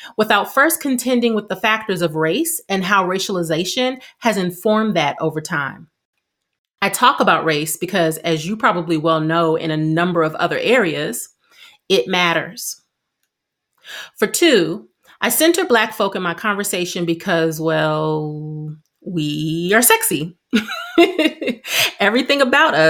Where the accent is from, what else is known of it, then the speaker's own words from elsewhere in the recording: Milwaukee, Wisconsin, United States; now in New Jersey, United States; I live in New Jersey. However, I'm originally from Milwaukee, Wisconsin